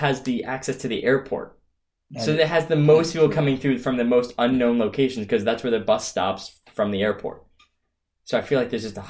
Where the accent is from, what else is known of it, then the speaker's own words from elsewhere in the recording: United States; now in Saint Petersburg, Russia; They usually find out that I'm American very quickly.